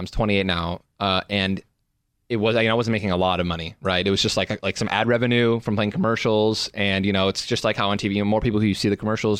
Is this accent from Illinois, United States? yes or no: yes; Illinois, United States; also born or lived in Detroit, Michigan; I'm from Illinois. So okay. I was born in Detroit, but I've lived in Illinois my whole life.